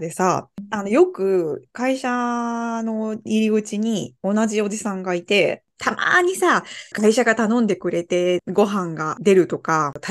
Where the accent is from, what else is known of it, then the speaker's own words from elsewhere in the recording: Osaka, Japan; moved away as an adult; now in Germany; 私大阪出身なんですけど